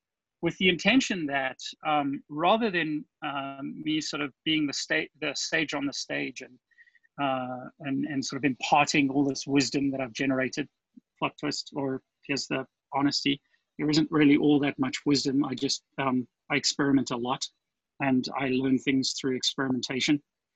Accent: South Africa; accent: South African; moved away as an adult; also born or lived in California; now in Florida, United States; My accent is South African. I moved to the US in 2000

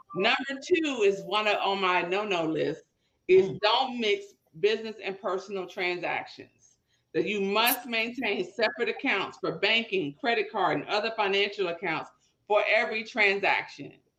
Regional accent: Petersburg, United States; growing up in Petersburg

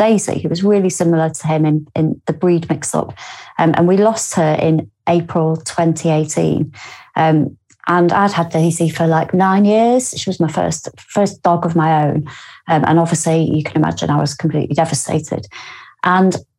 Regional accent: Lymm, North West England, United Kingdom; also born or lived in Warrington; now in Newcastle upon Tyne, United Kingdom; I am from Lynn, which is a few villages away from basically where he was. And I go home quite a lot

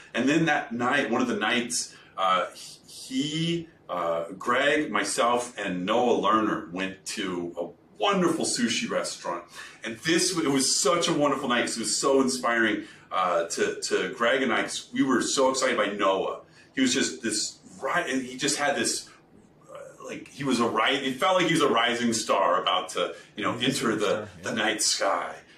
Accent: Kentucky, United States; I'm from Kentucky

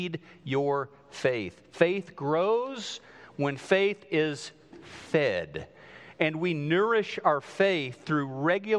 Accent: southwest Missouri, United States; moved away; they built this house just outside of my hometown in southwest Missouri

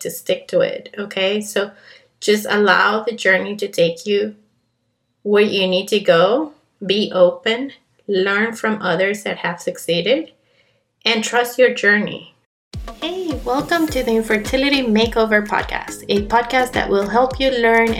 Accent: Colombia; also born or lived in Canada; now in Miami, United States; I was born and raised in Colombia, hint, hint, my accent

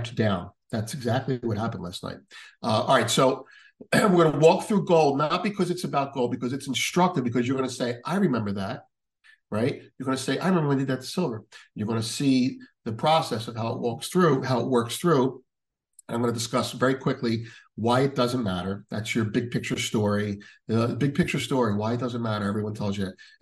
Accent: United States; speaking as an American

